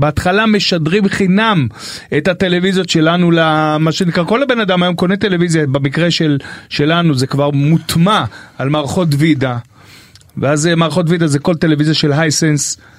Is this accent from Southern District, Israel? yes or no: yes; Beersheba, Southern District, Israel; moved away; גדלנו ביחד בשכונה בבאר שבע, ו' הישנה